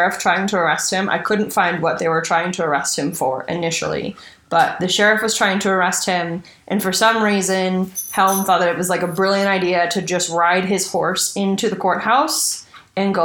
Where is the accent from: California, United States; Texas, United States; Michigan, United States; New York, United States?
California, United States; East Bay area; growing up in the East Bay area